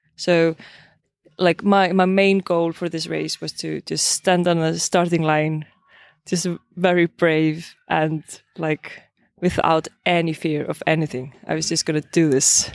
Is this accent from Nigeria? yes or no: no; Iceland; I'm from Iceland